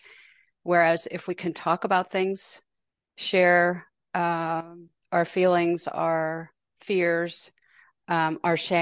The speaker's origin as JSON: {"language": "English", "town": "Pittsburgh", "region": "Pennsylvania", "country": "United States", "tie": "born or raised there", "moved": "yes", "lives_now": "Portland, United States", "said": "I live in Portland, Oregon. I grew up in Pittsburgh"}